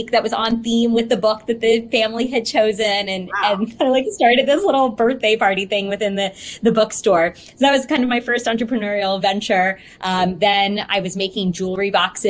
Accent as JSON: {"language": "English", "town": "Houston", "region": "Texas", "country": "United States", "tie": "born or raised there", "said": "I'm from Houston. Born and raised here"}